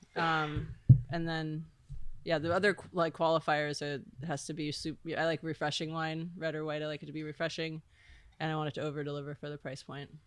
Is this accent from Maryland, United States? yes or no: no; Miami, Florida, United States; moved away as an adult; also born or lived in Olympia, Washington / New York City / British Virgin Islands; I grew up in Miami on a sailboat with my dad